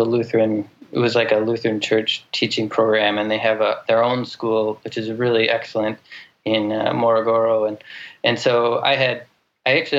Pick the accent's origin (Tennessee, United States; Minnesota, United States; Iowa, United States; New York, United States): Minnesota, United States; I grew up in Minnesota in a little town on the Mississippi River